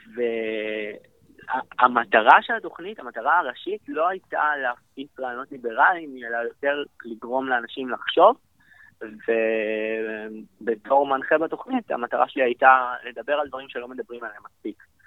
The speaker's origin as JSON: {"language": "Hebrew", "country": "Israel", "said": "ב-D N A שלנו כישראלים"}